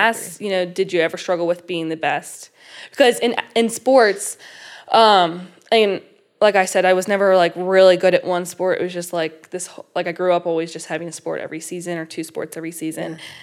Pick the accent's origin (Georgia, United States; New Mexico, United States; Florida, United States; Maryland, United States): Maryland, United States; Falston; close to where I am from. I live in Falston